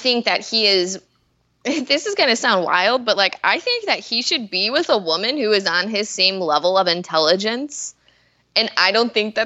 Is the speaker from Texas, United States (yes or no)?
no; Chicago, Illinois, United States; we're from the Chicagoland area